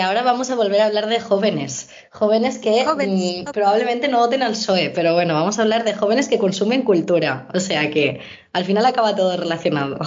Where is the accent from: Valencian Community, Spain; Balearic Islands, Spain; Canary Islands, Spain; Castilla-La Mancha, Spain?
Valencian Community, Spain; Valencia; yo vengo de Valencia